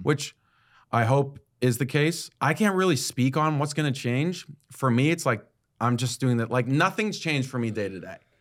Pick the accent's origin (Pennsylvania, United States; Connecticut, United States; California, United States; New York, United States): Connecticut, United States; I grew up in Connecticut